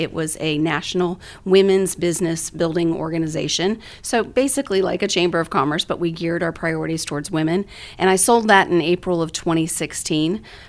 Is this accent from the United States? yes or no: yes; Central Florida, United States; moved away as an adult; now in Sumner County, United States; I am originally from the Central Florida area